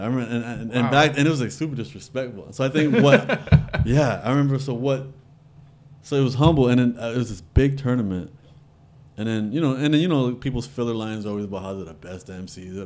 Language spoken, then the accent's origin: English; Toronto, Ontario, Canada; also born or lived in Regent Park, Toronto / Los Angeles; I'm from Rexdale.